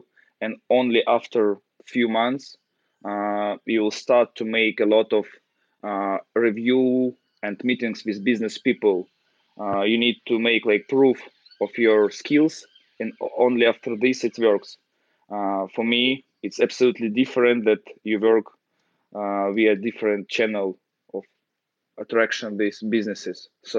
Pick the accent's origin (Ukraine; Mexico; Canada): Ukraine; English is a second language; moved away as an adult; now in London, United Kingdom; I'm based in London, and I just relocated to London from Ukraine. And I try to adapt to the new system, to the new country, to all people, all new for me.